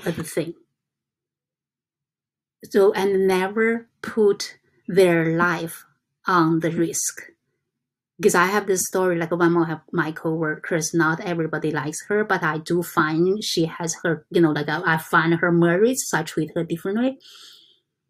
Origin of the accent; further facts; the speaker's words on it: China; English is a second language; moved away as an adult; I come from China in 1996.